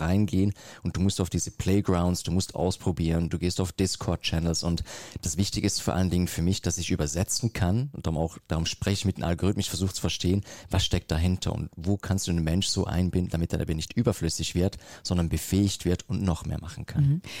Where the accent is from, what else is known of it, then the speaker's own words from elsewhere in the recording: Switzerland; ich komme aus der Schweiz